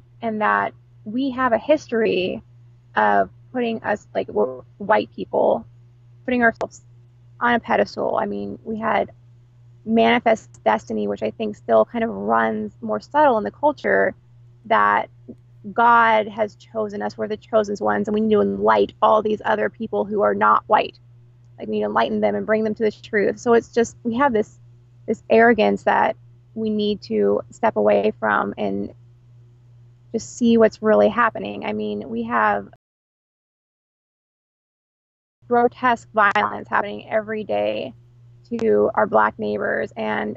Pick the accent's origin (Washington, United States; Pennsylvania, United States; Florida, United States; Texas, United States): Texas, United States; Houston; I grew up mostly in Houston, Texas, which is super diverse